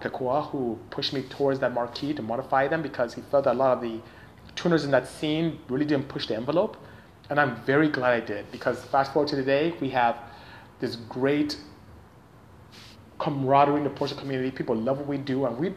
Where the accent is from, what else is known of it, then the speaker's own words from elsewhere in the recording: Nigeria; moved away as an adult; I am from Nigeria, West Africa. Came here to go to school and ended up staying